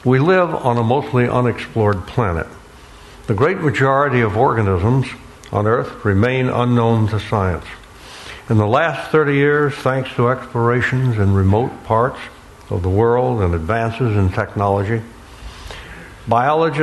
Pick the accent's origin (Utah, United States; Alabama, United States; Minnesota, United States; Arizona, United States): Alabama, United States; also born or lived in Florida; growing up on the Gulf Coast of Alabama and the Florida Peninsula